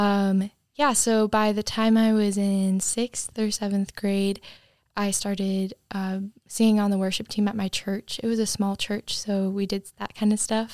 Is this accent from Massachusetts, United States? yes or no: yes; Cape Cod, Massachusetts, United States; moved away as an adult; I'm from Cape Cod, Massachusetts